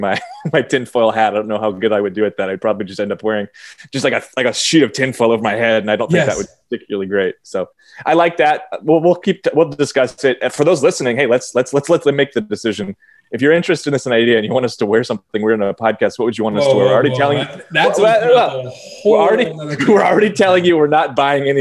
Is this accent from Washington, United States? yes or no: yes; Seattle, Washington, United States; I grew up in Seattle.